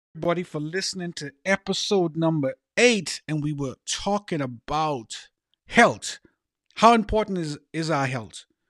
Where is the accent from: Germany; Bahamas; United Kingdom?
Bahamas; growing up in the Bahamas, I had a name called …